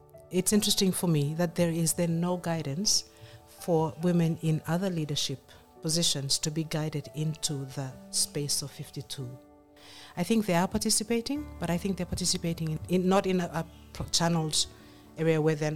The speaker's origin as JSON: {"language": "English", "area": "West Ambae", "region": "Penama", "country": "Vanuatu", "said": "I am a Vanuatu, but I'm from Ambai. I am from West Ambai"}